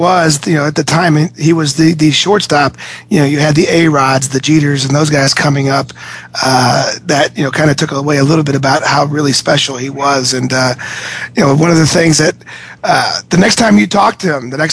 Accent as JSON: {"language": "English", "town": "Cincinnati", "region": "Ohio", "country": "United States", "tie": "born or raised there", "said": "I grew up in Cincinnati"}